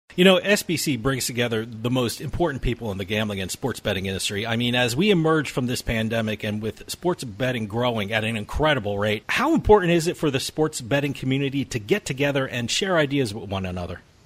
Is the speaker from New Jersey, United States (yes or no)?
yes; New Jersey, United States; also born or lived in Massachusetts; I split my time between New Jersey, which is my home state, and I have an office in Massachusetts